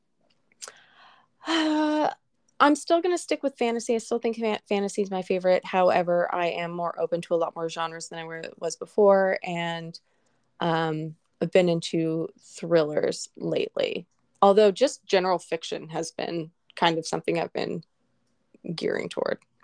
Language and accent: English; Colorado, United States; moved away; I grew up in Colorado